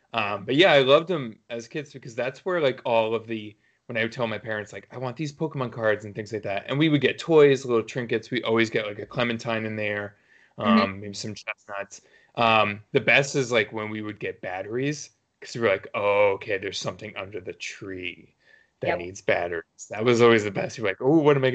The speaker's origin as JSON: {"language": "English", "town": "New York City", "region": "New York", "country": "United States", "tie": "born or raised there", "moved": "as an adult", "lives_now": "New England, United States", "said": "I grew up in New York City"}